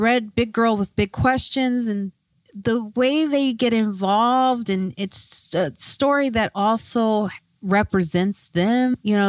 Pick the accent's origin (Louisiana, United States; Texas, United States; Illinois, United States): Illinois, United States; Chicago; I grew up in Chicago in the suburbs